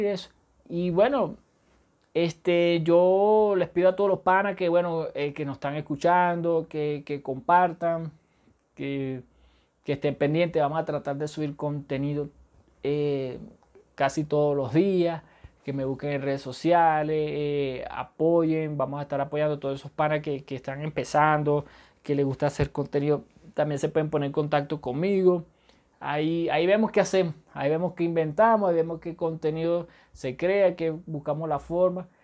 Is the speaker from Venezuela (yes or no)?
yes; Venezuela; soy venezolano.